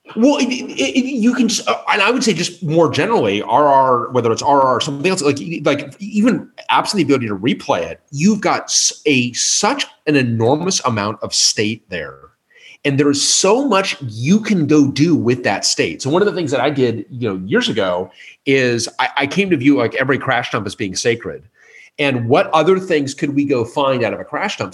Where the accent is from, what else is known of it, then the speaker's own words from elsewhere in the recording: Colorado, United States; I grew up in Colorado